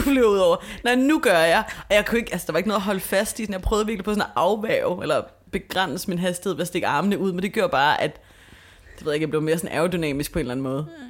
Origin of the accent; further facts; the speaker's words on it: Copenhagen, Capital Region of Denmark, Denmark; nu er jeg vokset op på Østerbro